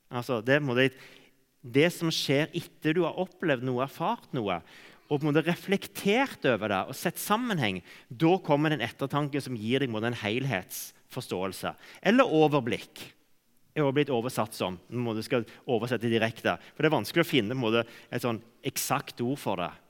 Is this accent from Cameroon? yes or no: yes; Cameroon; For jeg vokste opp i, i Kamerun, sånn at jeg gikk glipp av alle disse omvendelsesmøtene.